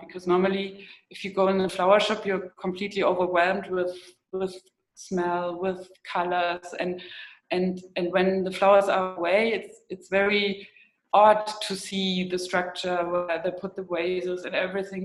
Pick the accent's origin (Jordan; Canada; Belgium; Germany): Germany; East Germany; where I grew up in East Germany